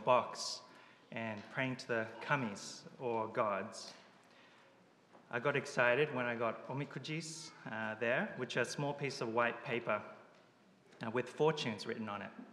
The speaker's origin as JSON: {"language": "English", "country": "Japan", "tie": "born or raised there", "moved": "yes", "said": "I was born in Japan, where it's estimated only about 1% of the population professes to be Christian."}